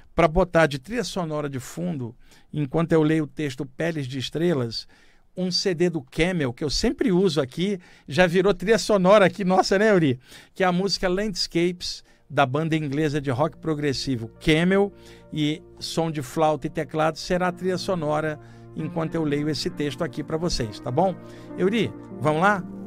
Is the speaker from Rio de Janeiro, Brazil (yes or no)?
yes; Baixada Fluminense, Rio de Janeiro, Brazil; ter crescido na Baixada Fluminense do Rio de Janeiro